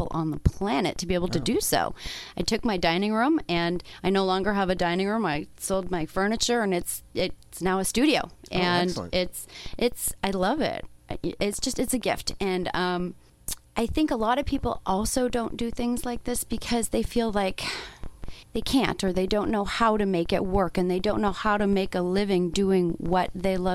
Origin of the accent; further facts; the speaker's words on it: Toronto, Ontario, Canada; now in Arizona, United States; I'm from Toronto, and I was missing the water, and I was missing home, and I was missing the view out onto Lake Ontario